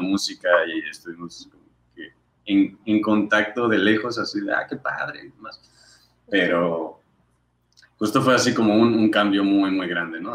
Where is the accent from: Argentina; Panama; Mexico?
Mexico; Querétaro; nací en Querétaro.